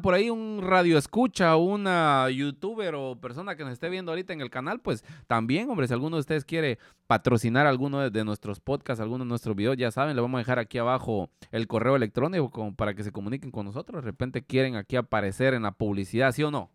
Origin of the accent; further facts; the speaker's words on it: Guatemala; moved away; nosotros como guatemaltecos